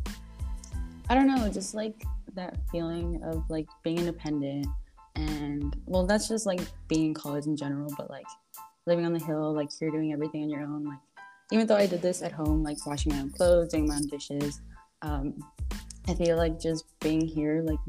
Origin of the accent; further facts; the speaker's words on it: South Gate, California, United States; I'm from Southgate, California